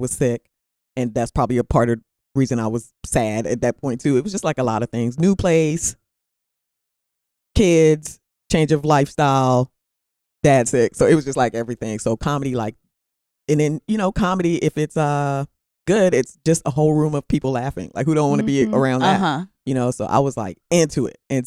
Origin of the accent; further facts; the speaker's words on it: Charlotte Amalie, U.S. Virgin Islands; moved away; also born or lived in New York / Midwest; I'm from the Virgin Islands, from St. Thomas